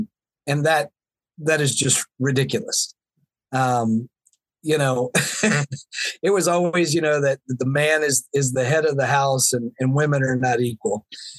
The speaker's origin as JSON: {"language": "English", "region": "the South", "country": "United States", "tie": "born or raised there", "said": "Yeah, I mean, growing up in the Bible Belt in the South, there was a lot of messages that were very, very, you know, very old-fashioned, very traditional"}